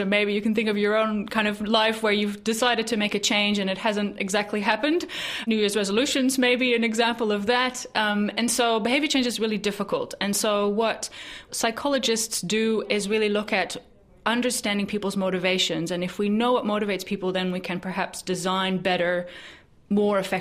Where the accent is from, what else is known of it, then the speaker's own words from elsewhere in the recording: Netherlands; moved away; my home country in the Netherlands